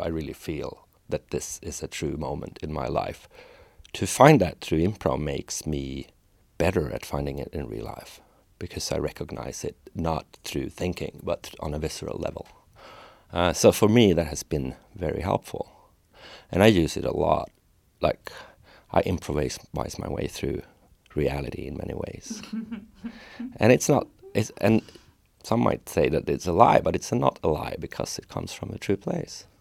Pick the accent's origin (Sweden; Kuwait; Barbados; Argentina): Sweden; a lot of Swedes are really talented. We're good at things as a culture